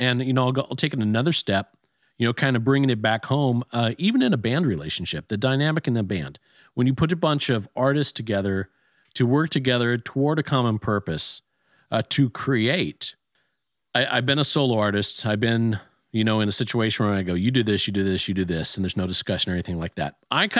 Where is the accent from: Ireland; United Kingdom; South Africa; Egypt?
Ireland; I never heard that before, and I mean, being Irish, I'm surprised I haven't, but I love it.